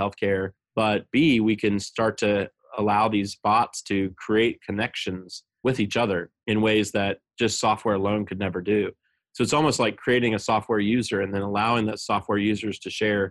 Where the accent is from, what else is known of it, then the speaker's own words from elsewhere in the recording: southeastern Ohio, United States; moved away as an adult; also born or lived in Baltimore, Maryland; my hometown, which is, again, a small rural town in southeastern Ohio